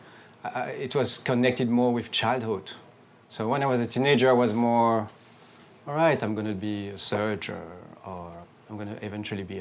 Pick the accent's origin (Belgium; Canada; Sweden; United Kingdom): Belgium; Brussels, Brussels-Capital Region; moved away as an adult; also born or lived in Paris / New York; I grew up in Brussels